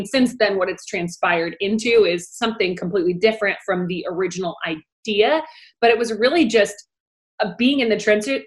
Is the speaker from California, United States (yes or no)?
yes; Orange County, California, United States; I grew up in Orange County, California. It's where I still live